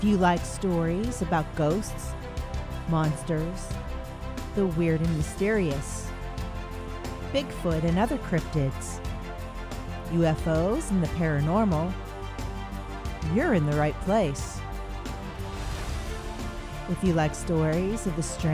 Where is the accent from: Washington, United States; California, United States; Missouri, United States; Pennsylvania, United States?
Pennsylvania, United States; Lehigh Valley; I am from the Lehigh Valley part of Pennsylvania